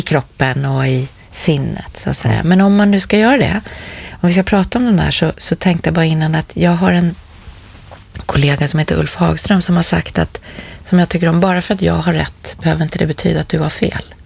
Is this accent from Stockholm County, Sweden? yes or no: yes; Stockholm, Stockholm County, Sweden; jag var tillbaka där jag är uppvuxen i en, en förort till Stockholm